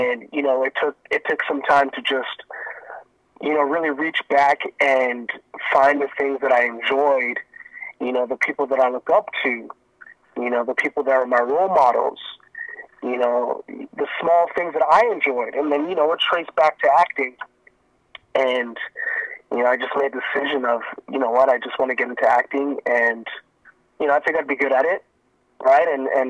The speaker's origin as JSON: {"language": "English", "town": "Miami", "region": "Florida", "country": "United States", "tie": "born there", "also_born_or_lived": "Jamaica", "said": "So, funny thing is, I was actually born in the States. So, I was born in Miami, Florida. And, I stayed there for a little bit. And then, my parents are from Jamaica. So, after Florida, we moved back to Jamaica"}